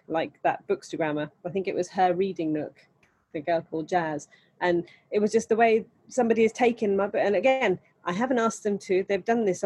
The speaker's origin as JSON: {"language": "English", "country": "India", "said": "I'm Indian"}